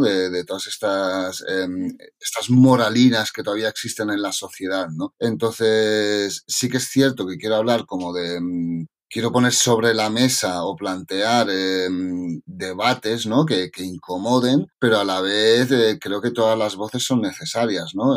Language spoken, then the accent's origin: Spanish; Coma-ruga, Catalonia, Spain; also born or lived in Ksar (Morocco), birthplace; now in Barcelona, Spain; Nací en Qasar pero ya con dos semanas ya estaba en Comarruga, que es un pueblo pequeñito de Tarragona. Y, pero bueno, luego con la universidad ya sí que fui a vivir a Barcelona y aquí me he quedado.